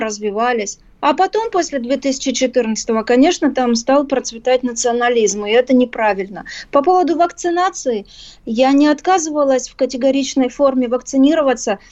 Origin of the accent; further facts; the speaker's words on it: Ukraine; Я действительно украинка, и в паспорте так написано.